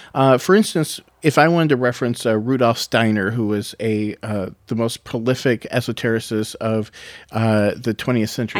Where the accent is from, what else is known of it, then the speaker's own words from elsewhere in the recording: United States; as an American